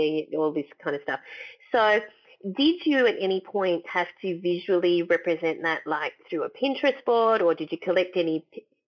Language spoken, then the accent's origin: English; Sutherland Shire, New South Wales, Australia; I grew up in the Sutherland Shire, which meant we went for Cronulla